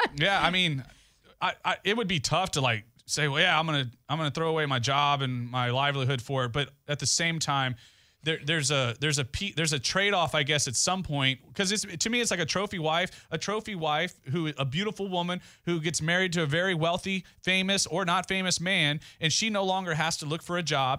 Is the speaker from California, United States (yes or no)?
no; Goliad, Texas, United States; moved away; back home in Goliad, the De La Garza are a very well-known name in my hometown